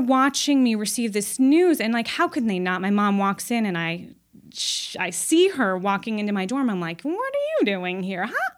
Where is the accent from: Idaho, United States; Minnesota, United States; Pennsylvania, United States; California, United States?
California, United States; Los Angeles; I grew up in Los Angeles